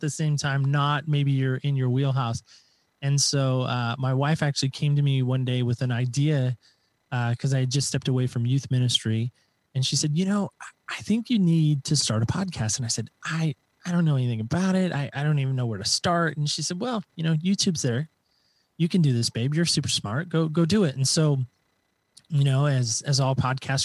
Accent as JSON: {"language": "English", "town": "Medford", "region": "Oregon", "country": "United States", "said": "I am from the great state of Oregon, Southern Oregon specifically"}